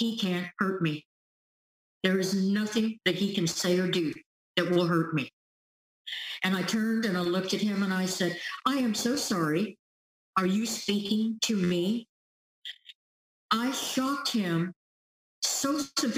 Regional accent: Topeka, Kansas, United States; moved away; also born or lived in California; I grew up in Topeka, Kansas.

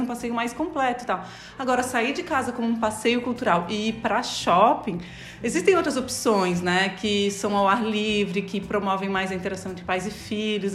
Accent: Florianópolis, Santa Catarina, Brazil; Eu cresci aqui em Florianópolis

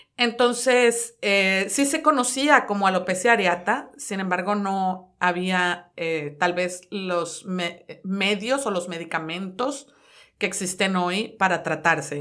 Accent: Culiacán, Sinaloa, Mexico; moved away as an adult; now in Dallas, United States; soy de la hermosa tierra de Culiacán, Sinaloa, nacida allá

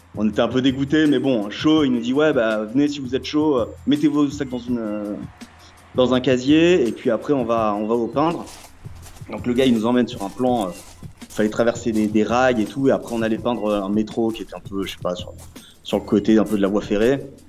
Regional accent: France; je suis français

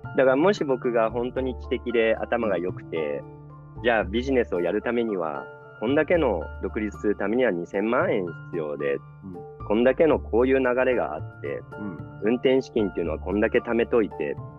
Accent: Tokyo, Japan; moved away as an adult; now in Sydney, Australia; 僕は東京の人なので

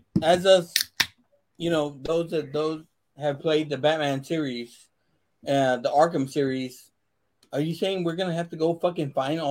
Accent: San Antonio, Texas, United States; I'm from San Antonio. I'm here in San Antonio.

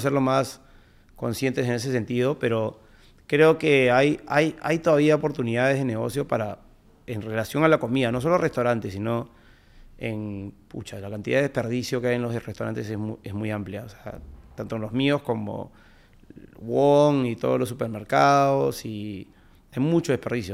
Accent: Peru; como peruanos creo que sabemos trabajar muy bien

